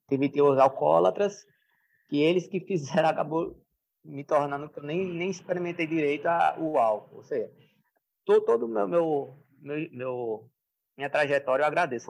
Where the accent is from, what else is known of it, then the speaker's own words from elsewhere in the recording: Paulo Afonso, Bahia, Brazil; eu nasci em Paulo Afonso, no interior da Bahia, mas é um oásis. É no sertão, mas é um oásis. Ou seja, minha, minha infância foi, foi boa